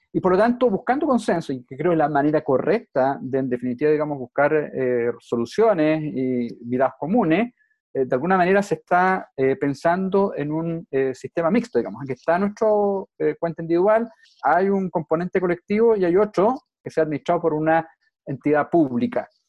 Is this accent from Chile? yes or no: yes; Chile